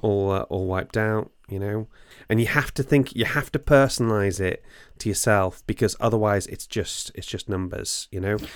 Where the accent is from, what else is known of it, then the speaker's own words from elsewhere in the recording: Bangor, Wales, United Kingdom; moved away; I'm from Bangor originally.